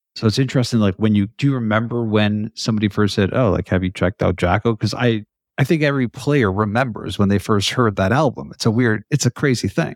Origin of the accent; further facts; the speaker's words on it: Canada; You're Canadian, like me.